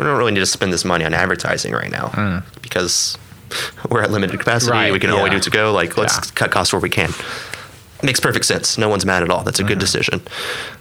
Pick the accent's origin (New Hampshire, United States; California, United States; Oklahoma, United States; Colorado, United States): Oklahoma, United States; Oklahoma City; also born or lived in Stillwater, Oklahoma; I grew up in Oklahoma